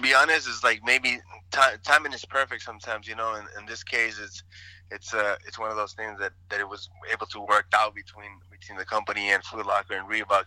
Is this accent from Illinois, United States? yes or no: no; El Paso, Texas, United States; also born or lived in Ciudad Juárez, Mexico; I grew up in El Paso, Texas, Ciudad Juarez